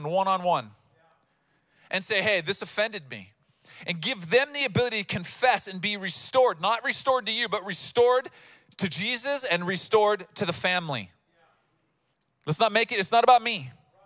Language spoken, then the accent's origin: English; United States; as Americans